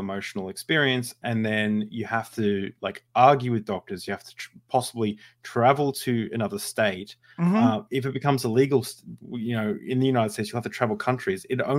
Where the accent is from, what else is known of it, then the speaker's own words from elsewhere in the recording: Australia; I'm from Australia. Like, it never cost me anything to do anything, really.